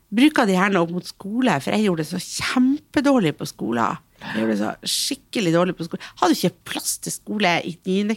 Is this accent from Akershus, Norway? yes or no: no; Hamarøy, Nordland, Norway; Jeg kommer fra ei lita øy. Mm. Jeg kommer fra Hamarøy, som er en mm. kjempevakker plass